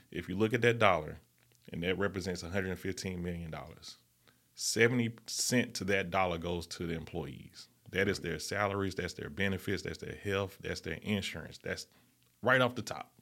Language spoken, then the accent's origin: English; Birmingham, Alabama, United States; growing up in the Fairview neighborhood, that's a different type of environment